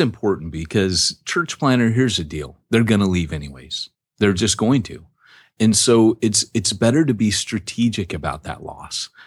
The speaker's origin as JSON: {"language": "English", "town": "Washington", "region": "District of Columbia", "country": "United States", "tie": "born or raised there", "said": "I was born in Washington, D C."}